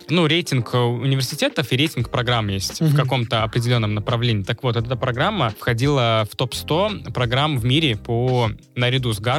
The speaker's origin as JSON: {"language": "Russian", "town": "Novosibirsk", "region": "Novosibirsk Oblast", "country": "Russia", "said": "А я, поскольку с Новосибирска, я не москвич."}